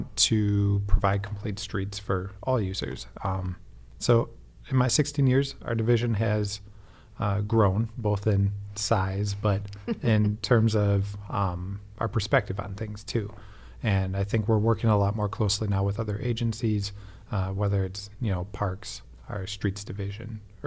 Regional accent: Waukesha, Wisconsin, United States; moved away as an adult; now in Madison, United States; I grew up outside of Milwaukee in Waukesha.

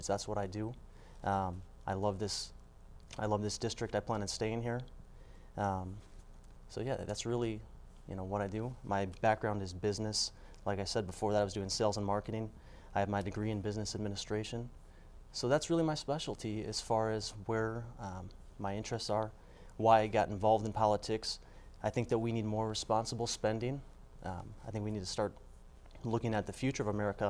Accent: Mount Horeb, Wisconsin, United States; I was raised in Mount Horeb. I still live there today

